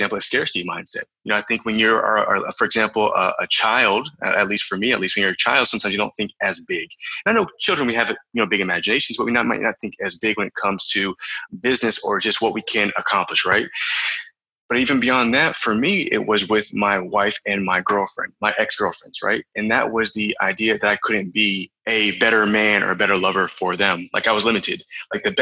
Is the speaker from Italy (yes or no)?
no; Florida, United States; moved away as an adult; also born or lived in South Carolina; now in Canary Islands, Spain; But no, I'm from Florida. So I was born in South Carolina, but I was raised and I spent most of my life in Florida